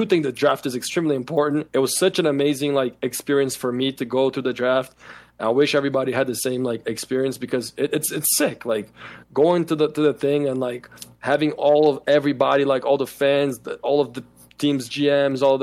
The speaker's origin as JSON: {"language": "English", "country": "Brazil", "moved": "yes", "said": "I'm from Brazil"}